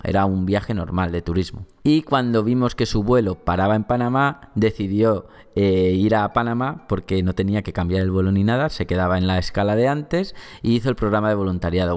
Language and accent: Spanish; Valencia, Valencian Community, Spain; sobre mi ciudad natal, ¿no? Sobre Valencia